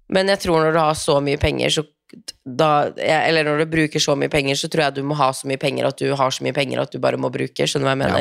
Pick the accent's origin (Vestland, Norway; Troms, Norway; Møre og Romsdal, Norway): Troms, Norway; Tromsø; moved away; hjemme i Tromsø